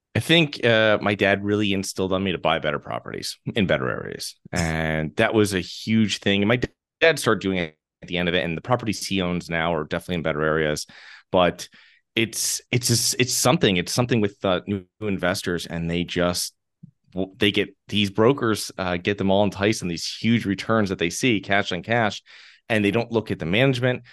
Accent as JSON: {"language": "English", "region": "Connecticut", "country": "United States", "moved": "as an adult", "lives_now": "Florida, United States", "said": "I'm originally from Connecticut."}